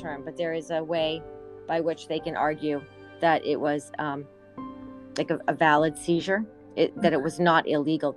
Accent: Manhasset, New York, United States; I'm from Manhasset. It hit our community really, really hard

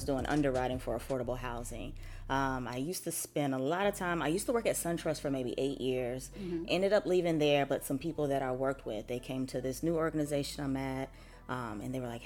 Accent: Smiths Station, Alabama, United States; I am from Smith Station, Alabama.

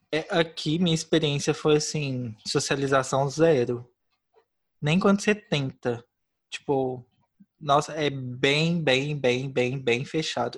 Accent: Brazil; now in Poland; eu sou brasileiro

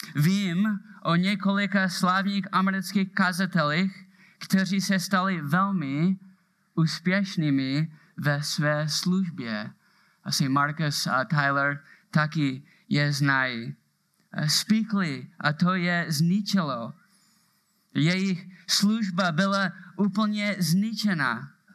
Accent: Moravia, Czechia; accent: Moravian; mám moravský přízvuk

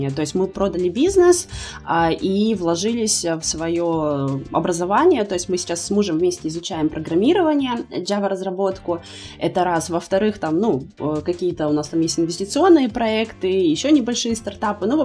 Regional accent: Kyrgyzstan; also born or lived in Kazakhstan / Russia; now in Turkey; мы родились и выросли в Кыргызстане, а, это Средняя Азия, да. А потом мы переехали в Казахстан, жили там какое-то время, около года. Из Казахстана вот мы переехали в Россию, 8 лет прожили в России и вот сейчас в Турции

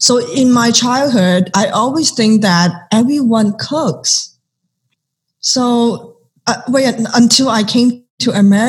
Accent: Arcadia, California, United States; also born or lived in Los Angeles; So and I grew up with eating different parts of Asian cuisines. So growing up in Acadia and growing up in LA. And also I mean, just grew up in Cantonese family, we always enjoyed tea with our meal.

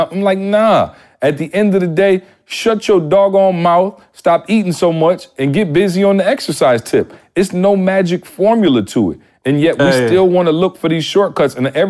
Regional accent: Midwest, United States; I'm from the Midwest. I didn't even know motivational speaking was a career.

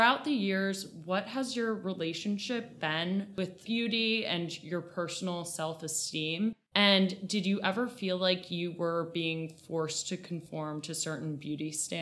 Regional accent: United States; growing up in America, we only see very particular ideals of beauty

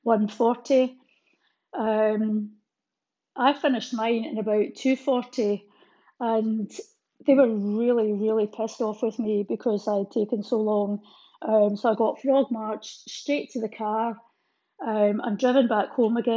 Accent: Fort William, Scotland, United Kingdom; As a child growing up in Fort William

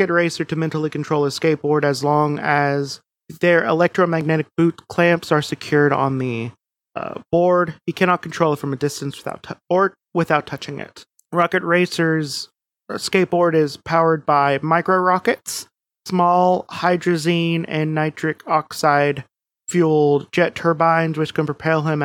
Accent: United States

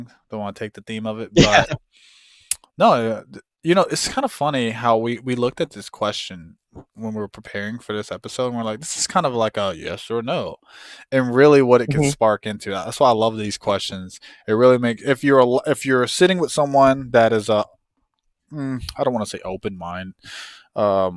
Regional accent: United States; I like being American

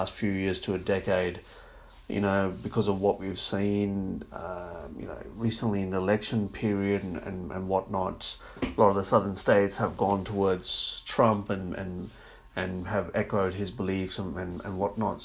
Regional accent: Australia; I am from Australia, but I am a person of ethnic background

